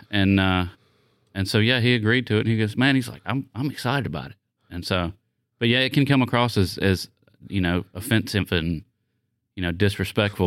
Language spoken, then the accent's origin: English; the South, United States; I'm from the South